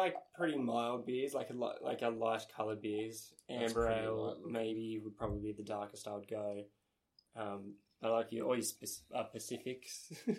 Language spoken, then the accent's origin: English; Tasmania, Australia; Where we are from Tassie